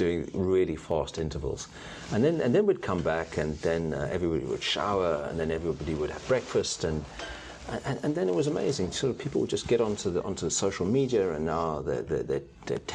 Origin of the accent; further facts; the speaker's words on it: South Africa; moved away; growing up in South Africa at the end of apartheid